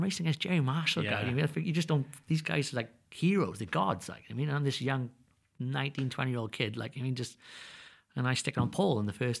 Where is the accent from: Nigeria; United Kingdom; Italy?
United Kingdom; Wales; I always say I'm the Welsh boy damn good.